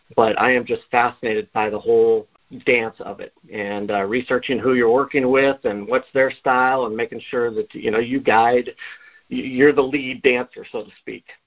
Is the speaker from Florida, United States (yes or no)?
no; Oregon, United States; moved away as an adult; now in Bellingham, United States; I'm originally from Oregon. I came up here on a on a football scholarship